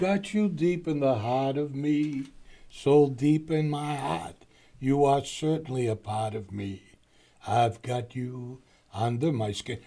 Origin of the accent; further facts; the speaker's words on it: Boston, Massachusetts, United States; I grew up in the East Boston area